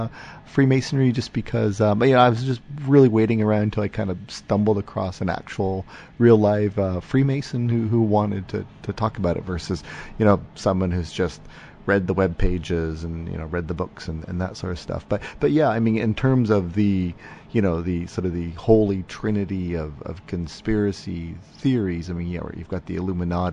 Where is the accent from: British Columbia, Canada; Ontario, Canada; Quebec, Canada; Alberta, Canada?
Ontario, Canada; Windsor; I hail from Windsor